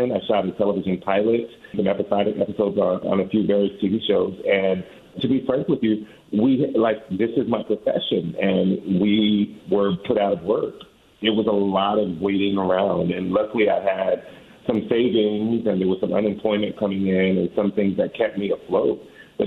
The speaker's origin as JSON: {"language": "English", "town": "Riverside", "region": "California", "country": "United States", "tie": "born or raised there", "also_born_or_lived": "Atlanta, Georgia / Boston / Washington, D.C.", "moved": "as an adult", "lives_now": "New York City, United States", "said": "I originally grew up near the Los Angeles County area and Riverside, California"}